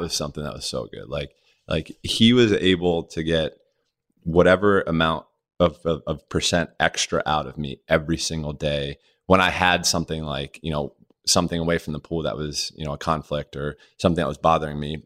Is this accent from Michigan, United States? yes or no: no; Rodgers Forge, Maryland, United States; growing up in Maryland, uh, my mom put Myself and my sisters all in the water